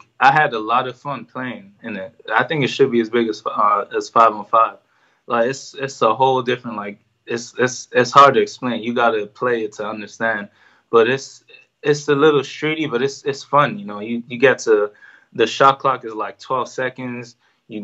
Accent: Ireland; now in United States; they heard that I'm Irish, this and that, and would I be willing to play for the team?

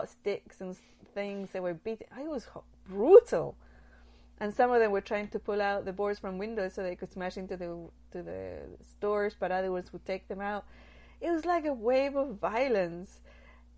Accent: Nottingham, East Midlands, United Kingdom; now in United States; once I was in Nottingham, that was where I grew up in England

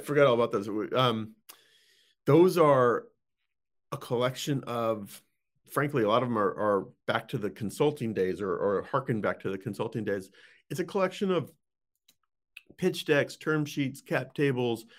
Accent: Boulder, Colorado, United States; moved away as an adult; also born or lived in Saudi Arabia; spent most of the formative teen years, I guess you could say, in, in Boulder, Colorado. So, that's kind of my hometown

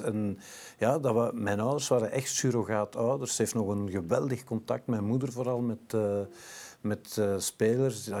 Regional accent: Brussels, Brussels-Capital Region, Belgium; ik ben Brusselaar, geboren en getogen, in het Frans school geweest, thuis Nederlands, moeder Italiaanse

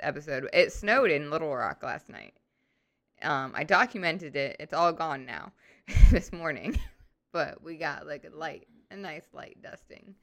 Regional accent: St. Louis, Missouri, United States; now in Arkansas, United States; I grew up in Saint Louis, and we were definitely Midwest

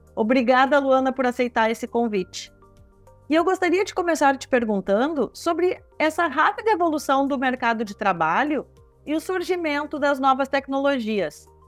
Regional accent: Rio Grande do Sul, Brazil; Sou aqui do Rio Grande do Sul

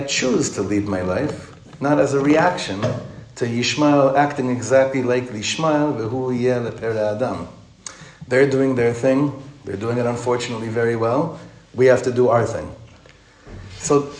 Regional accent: Ra'anana, Central District, Israel; moved away as an adult; now in Efrat, Israel; I grew up in Ranana.

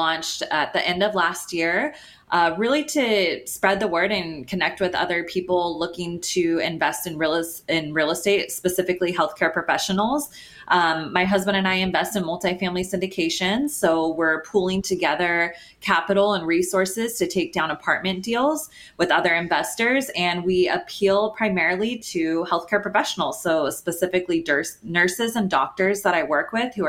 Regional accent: Sacramento, California, United States; now in Los Angeles, United States; I grew up in Sacramento

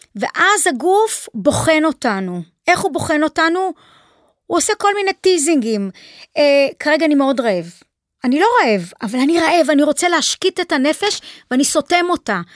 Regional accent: Haifa, Haifa District, Israel; נולדתי בחיפה, שם נולדו לי ילדיי, שם אימי נולדה.

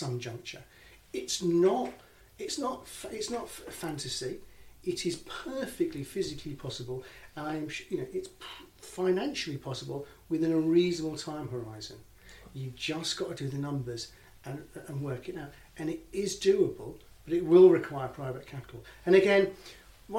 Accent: Hull, Yorkshire and the Humber, United Kingdom; moved away; I'm from Hull originally

